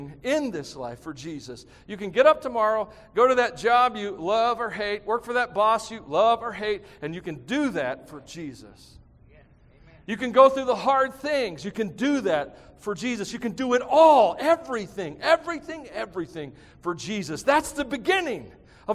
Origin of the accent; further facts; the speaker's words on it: United States; us as American Christians